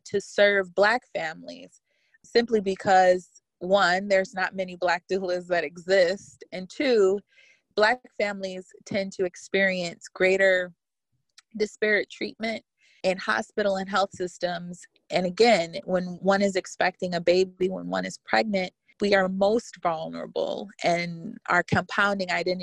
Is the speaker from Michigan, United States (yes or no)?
yes; Detroit, Michigan, United States; I am a Black woman born and raised in Detroit